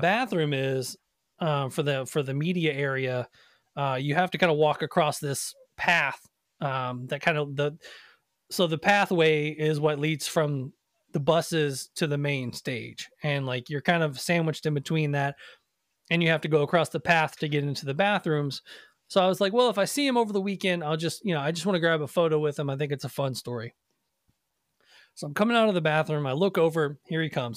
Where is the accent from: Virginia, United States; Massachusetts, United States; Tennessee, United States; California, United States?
Tennessee, United States; Nashville; I grew up in Nashville